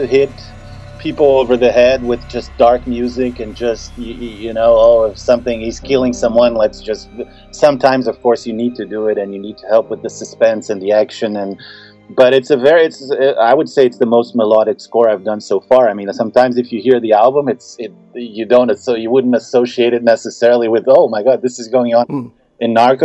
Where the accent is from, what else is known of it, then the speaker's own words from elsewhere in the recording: Brazil; moved away as an adult; growing up in Brazil